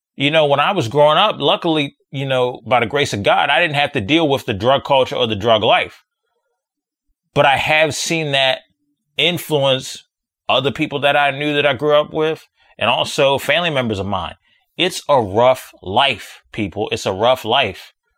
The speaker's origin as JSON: {"language": "English", "country": "United States", "said": "I'm from America"}